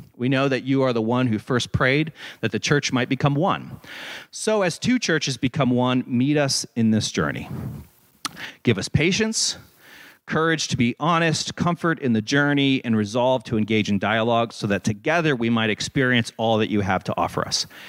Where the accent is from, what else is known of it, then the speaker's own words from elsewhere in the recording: Hicksville, Ohio, United States; moved away; I grew up in Hicksville, Ohio, and my mom had a garden